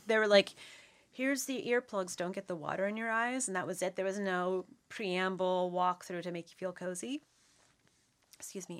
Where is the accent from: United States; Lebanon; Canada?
Canada; Nova Scotia; born and raised in Shivamakati, Nova Scotia. So I'm actually from Nov-, I'm from here.